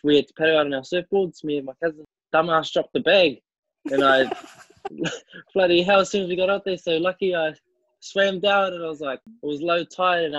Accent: Tauranga, Bay of Plenty, New Zealand; I'm from Tauranga here in the mountains.

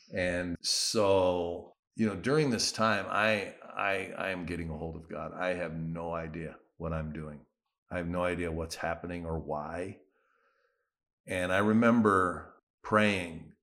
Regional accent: United States; moved away; as an American

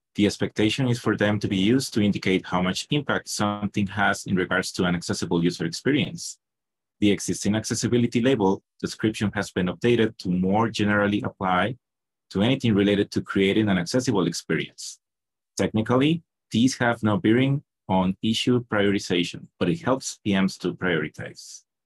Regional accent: Costa Rica; I'm from Costa Rica

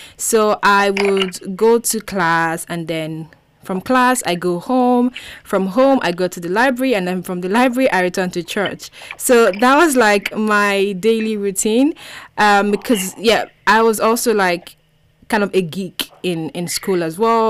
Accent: Nigeria; i was the only nigerian there

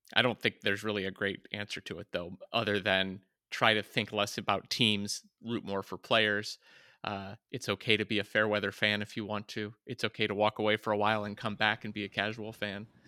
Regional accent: West Virginia, United States; moved away; also born or lived in Flint, Michigan; being from Flint, Michigan, and growing up in West Virginia

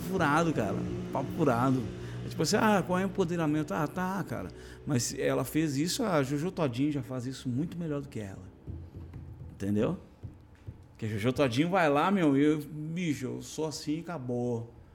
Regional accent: Brazil; eu nasci no Brasil

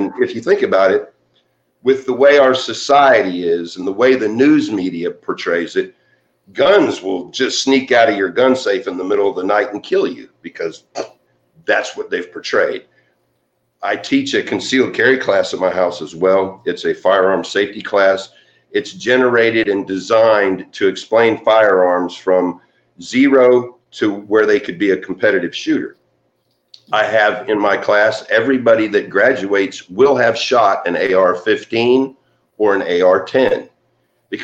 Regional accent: San Jose, California, United States; born there; I was born in San Jose, California, and I was adopted about 3 weeks after I was born.

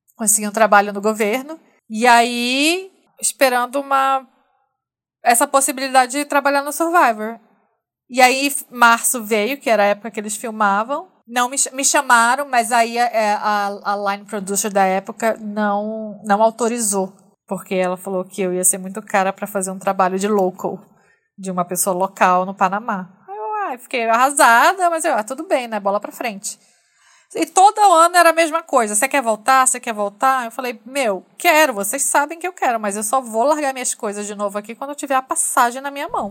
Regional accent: Manaus, Amazonas, Brazil; eu sou de Manaus, nascida e criada em Manaus

